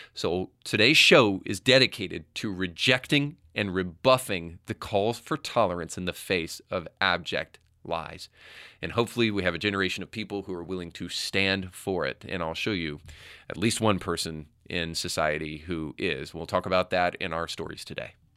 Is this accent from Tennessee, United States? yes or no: yes; Tennessee, United States; my home state of Tennessee